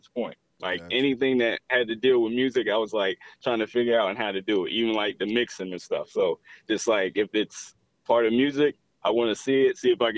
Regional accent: Atlanta, Georgia, United States; I'm from Atlanta.

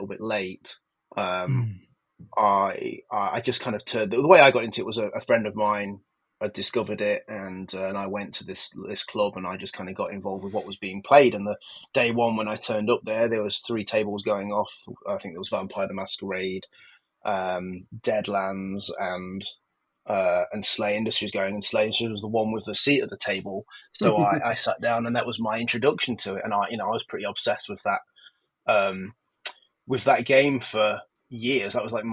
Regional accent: Nottingham, East Midlands, United Kingdom; I grew up in Nottingham, and in the sort of 80s and 90s in Nottingham

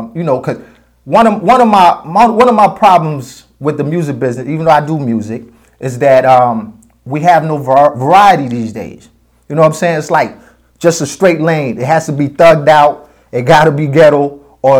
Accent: United States; also born or lived in Sierra Leone; me growing up in New York, New Jersey

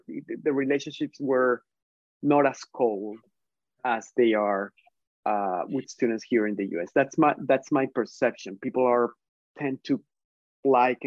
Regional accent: Colombia; English is a second language; moved away as an adult; also born or lived in Michigan, United States; now in United States; I am from Colombia, I'm from South America. I am Latinx. I have an accent. English is not my first language

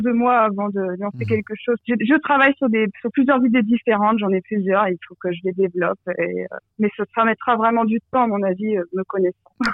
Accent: France; now in Belgium; ça fait longtemps que j'ai quitté la France

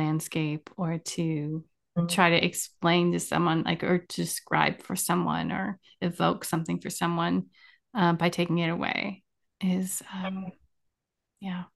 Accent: Virginia, United States; I grew up mostly in Virginia.

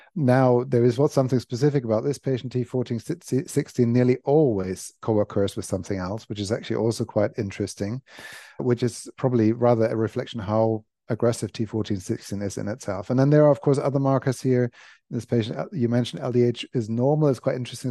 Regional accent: Germany; moved away as an adult; now in London, United Kingdom; I grew up in Germany, was born in Germany, grew up in Germany, went to uni in Germany

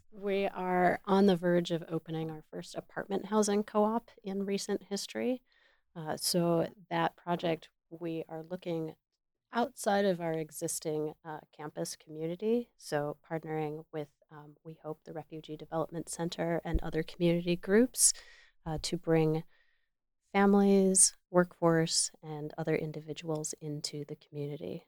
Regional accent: Michigan, United States; moved away as an adult; I landed back in Michigan, which is my home state

